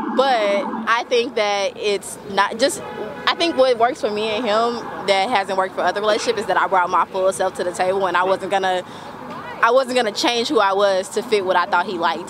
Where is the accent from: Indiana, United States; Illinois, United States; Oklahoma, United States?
Oklahoma, United States; I'm from Oklahoma